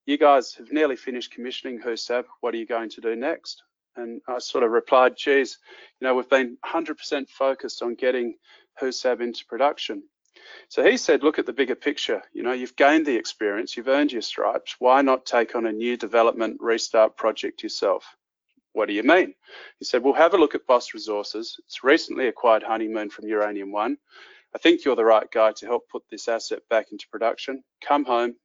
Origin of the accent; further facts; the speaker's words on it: Western Australia, Australia; I grew up in Western Australia where mining accounts for about 45% of the state's gross revenue.